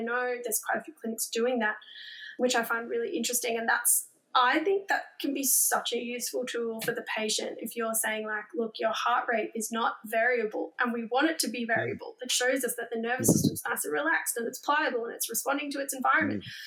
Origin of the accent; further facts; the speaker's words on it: Queensland, Australia; as a Queenslander